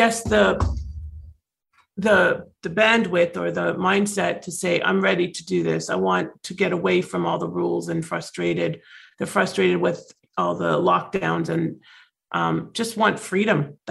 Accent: Toronto, Ontario, Canada; moved away as an adult; now in Florida, United States; I'm actually originally from Toronto, so I am a Canadian

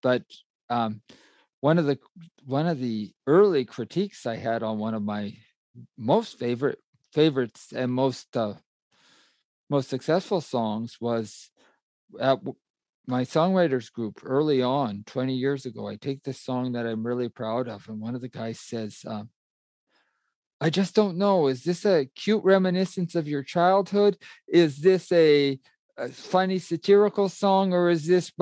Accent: Alberta, Canada; I grew up in Alberta in the 70s and 80s, Western Canada

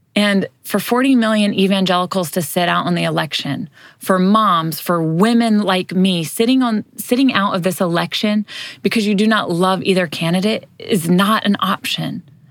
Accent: United States; we as Americans

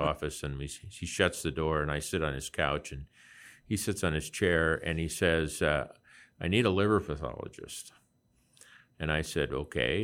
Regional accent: Lincoln, Nebraska, United States; I grew up in and around Lincoln, Nebraska

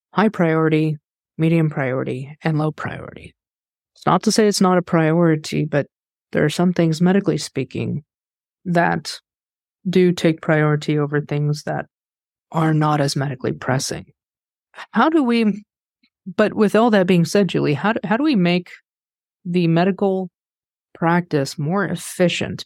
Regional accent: Kansas, United States; I'm from Kansas

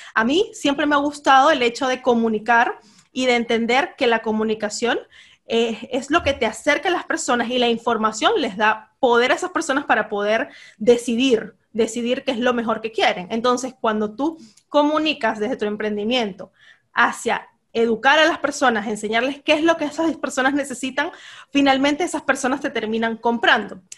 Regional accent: Venezuela; moved away as an adult; now in Peru; yo soy de Venezuela. Tengo tres años viviendo en Perú

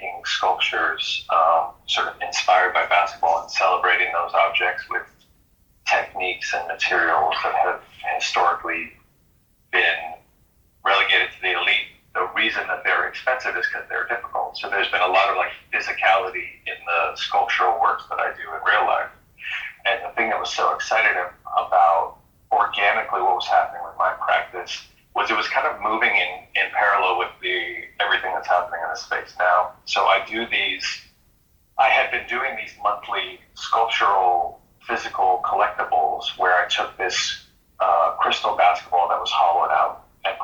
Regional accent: Boston, Massachusetts, United States; also born or lived in San Francisco; now in Los Angeles, United States; Growing up in Boston

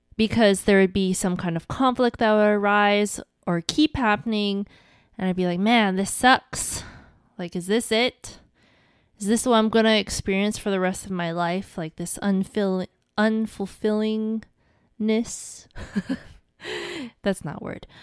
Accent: Hawaii, United States; I'm from Hawaii

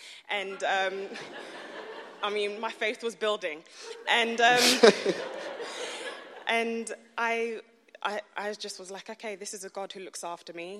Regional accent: London, United Kingdom; moved away; I was born and raised in East London

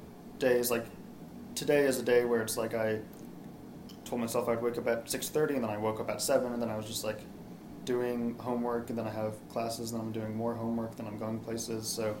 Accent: Massachusetts, United States; moved away as an adult; now in Tulsa, United States; I am from Massachusetts

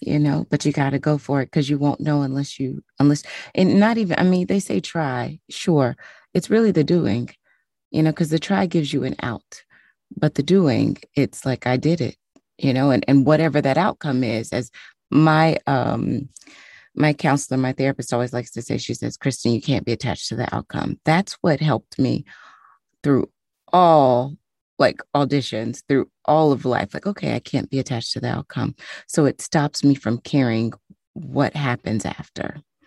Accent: Tennessee, United States; moved away; also born or lived in New York; I'm from Tennessee, so cold to me is New York

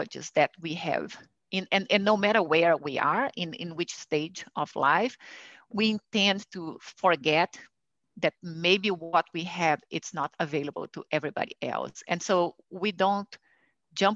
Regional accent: Brazil; moved away; I'm originally from Brazil, and I grew up in a family where I could see actually women doing things

